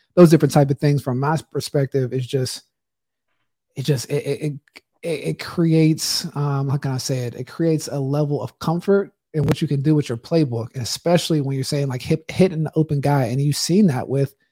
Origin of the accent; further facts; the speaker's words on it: Pittsburgh, Pennsylvania, United States; I grew up in Pittsburgh